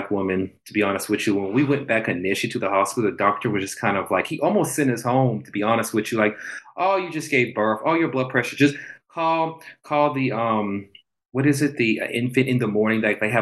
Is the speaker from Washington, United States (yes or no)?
no; Charleston, South Carolina, United States; moved away; I'm originally from Charleston, South Carolina.